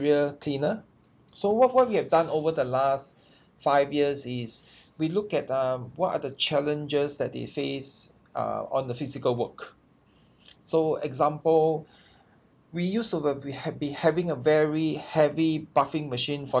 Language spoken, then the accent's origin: English; Singapore; I'm from Singapore.